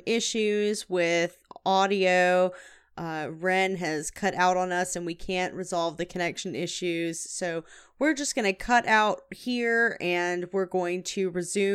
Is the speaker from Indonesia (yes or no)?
no; the South, United States; I'm from the South.